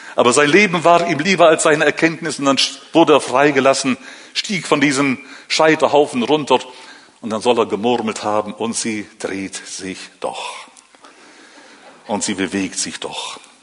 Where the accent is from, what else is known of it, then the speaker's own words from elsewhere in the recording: Northern Germany, Germany; moved away as an adult; now in Switzerland; aufgewachsen in Norddeutschland